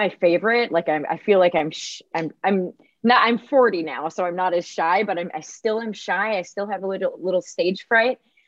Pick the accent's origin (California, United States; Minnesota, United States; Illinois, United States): Minnesota, United States; I grew up in small town Minnesota